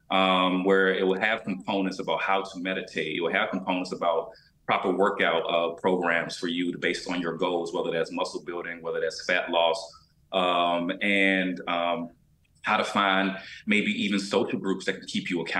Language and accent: English; Albany, Georgia, United States; I had no concept of health growing up in Albany, Georgia, you know.